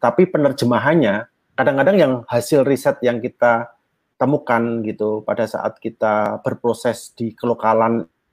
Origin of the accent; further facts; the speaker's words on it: Yogyakarta, Special Region of Yogyakarta, Indonesia; saya juga Jawa di Jogja